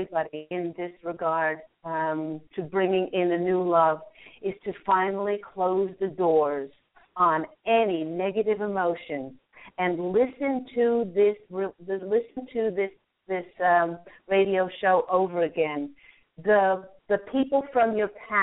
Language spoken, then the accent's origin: English; Charlottesville, Virginia, United States; moved away; I went to Albemarle High School